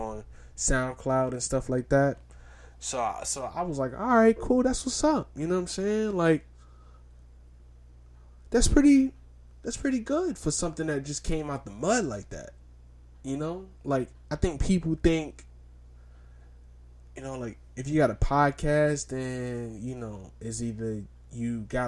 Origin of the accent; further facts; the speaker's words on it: New York City, New York, United States; I'm from Brownsville